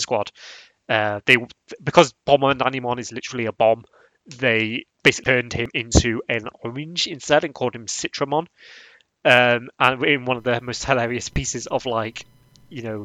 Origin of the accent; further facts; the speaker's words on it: England, United Kingdom; I'm English. I'm British.